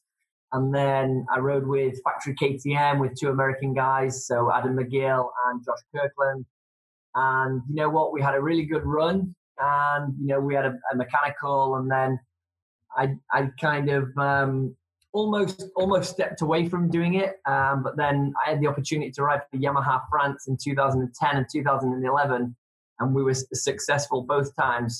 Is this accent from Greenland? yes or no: no; England, United Kingdom; I'm from England